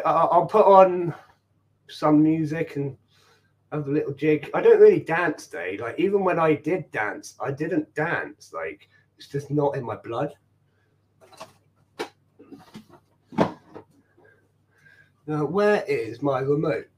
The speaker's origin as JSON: {"language": "English", "country": "Ireland", "said": "I'm Irish"}